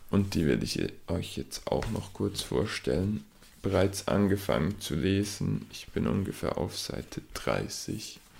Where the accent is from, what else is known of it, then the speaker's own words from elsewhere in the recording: Switzerland; an meinem Akzent an meinem Dialekt, wie man dem auch immer sagen will, erkennt, komme ich aus der Schweiz